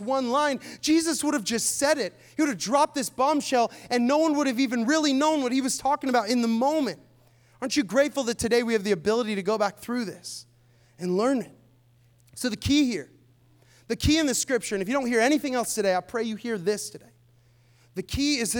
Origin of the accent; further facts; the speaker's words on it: Seattle, Washington, United States; now in Tampa, United States; I'm from Seattle